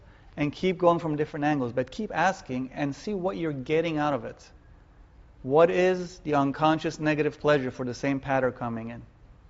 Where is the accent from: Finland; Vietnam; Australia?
Vietnam; now in United States; Because I was raised in Vietnam during the Vietnam War. I knew grenades and being shot at. That was home.